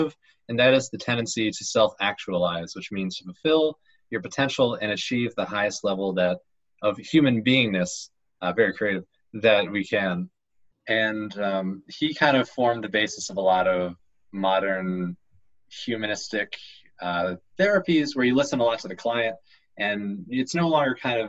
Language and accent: English; United States; I'm an American